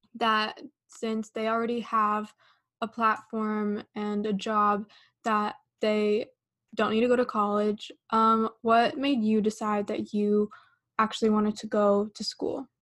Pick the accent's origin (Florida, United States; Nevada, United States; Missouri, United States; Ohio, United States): Nevada, United States; Las Vegas; I'm from Vegas